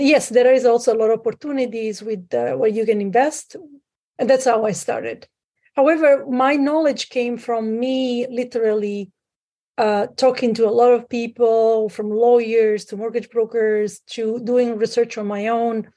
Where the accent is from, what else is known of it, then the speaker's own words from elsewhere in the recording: Sicily, Italy; moved away as an adult; now in Canada; I'm originally from Italy. I grew up in Sicily.